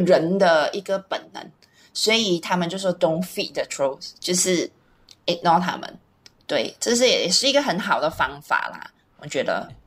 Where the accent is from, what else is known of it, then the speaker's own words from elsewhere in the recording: Malaysia; 我们虽然是马来西亚人，可是我们是马来西亚华人啊